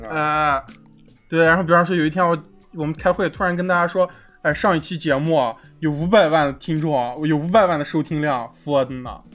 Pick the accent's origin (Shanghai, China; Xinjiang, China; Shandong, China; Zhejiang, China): Xinjiang, China; 我们作为新疆人，其实我们都是听不懂维吾尔语的